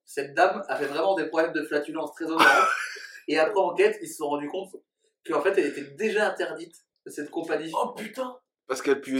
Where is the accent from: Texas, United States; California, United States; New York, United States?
Texas, United States; Dallas; c'est à Dallas moi, je suis de Dallas, effectivement.